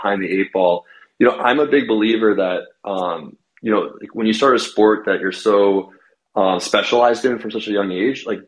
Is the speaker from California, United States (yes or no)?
no; New Jersey, United States; also born or lived in Manhattan; now in New York City, United States; I'm from New Jersey originally